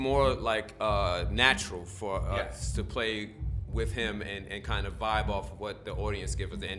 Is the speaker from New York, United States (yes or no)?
yes; New York, United States; Brooklyn, Queens.